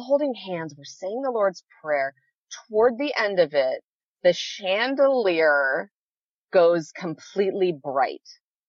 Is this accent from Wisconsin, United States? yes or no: no; California, United States; I'm a Californian through and through.